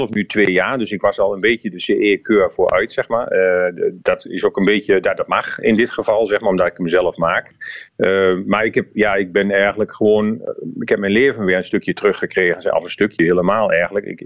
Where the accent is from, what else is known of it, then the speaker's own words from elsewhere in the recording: Netherlands; ik als Nederlander.